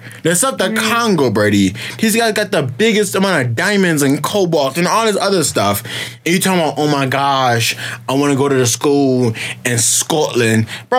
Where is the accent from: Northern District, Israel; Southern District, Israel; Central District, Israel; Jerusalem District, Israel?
Southern District, Israel; Dimona; now in Kenya; I'm from Dimona, all right?